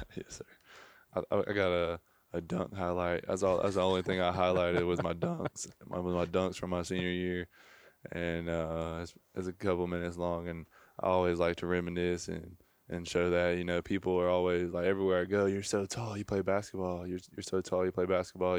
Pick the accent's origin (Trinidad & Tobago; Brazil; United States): United States; near Mobile, Alabama; I grew up, um, probably twenty, thirty minutes from Mobile